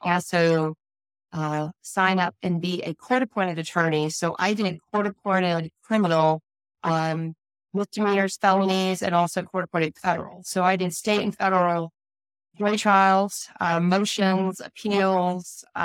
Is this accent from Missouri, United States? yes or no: yes; Missouri, United States; moved away as an adult; also born or lived in Wisconsin / North Carolina; I grew up in mid-Missouri